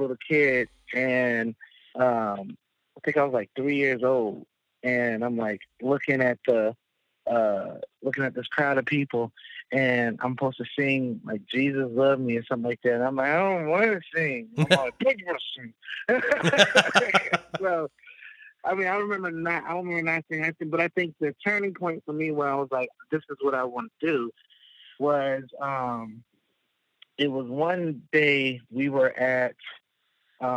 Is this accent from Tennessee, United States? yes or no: no; Fayetteville, North Carolina, United States; I'm born and raised in Fayetteville, Fort Bragg, North Carolina